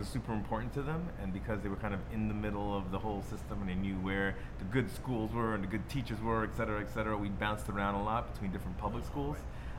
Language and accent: English; New York City, New York, United States; So we are proud Bronxites, born and raised in the Bronx.